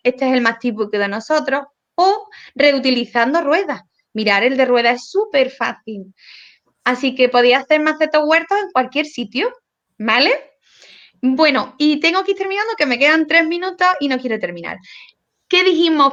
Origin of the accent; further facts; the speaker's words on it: Córdoba, Andalusia, Spain; yo soy cordobesa, hablo mucho y muy rápido